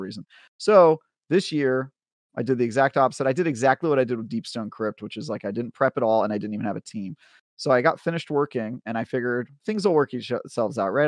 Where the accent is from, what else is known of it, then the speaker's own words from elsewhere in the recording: Oakland, California, United States; I grew up in Oakland in the nineties